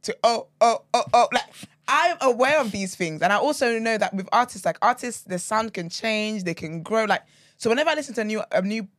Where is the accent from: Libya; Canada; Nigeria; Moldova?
Nigeria; I'm a Nigerian baby through and through.